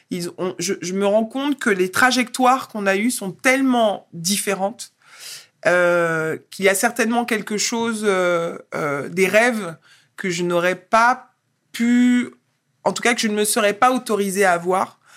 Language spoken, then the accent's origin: French; French Antilles, France; je suis originaire des Antilles